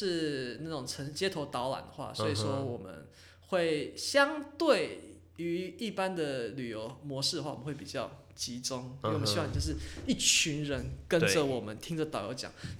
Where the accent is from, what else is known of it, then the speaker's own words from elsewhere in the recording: Taipei area, Taiwan; 我们我们可能是台北地区成成长长大的人